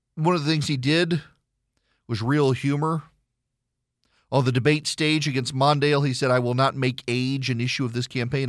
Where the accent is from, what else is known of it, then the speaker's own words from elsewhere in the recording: Louisiana, United States; I'm from Louisiana